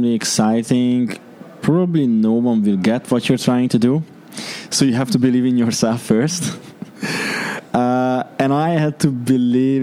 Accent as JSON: {"language": "English", "country": "Hungary", "tie": "born or raised there", "moved": "as an adult", "lives_now": "Dubai, United Arab Emirates", "said": "I was born and raised in Hungary. I moved here"}